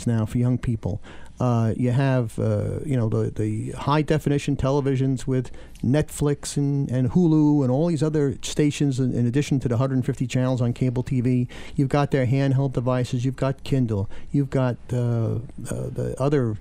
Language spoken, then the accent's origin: English; New York City, New York, United States; growing up in New York City